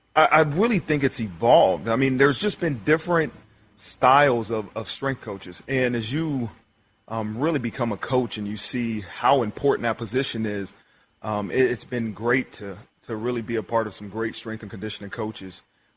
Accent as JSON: {"language": "English", "region": "Ohio", "country": "United States", "tie": "born or raised there", "said": "Yeah, I was from Ohio. My father's from Columbus, Ohio. Grew up, all I did was watch Ohio State."}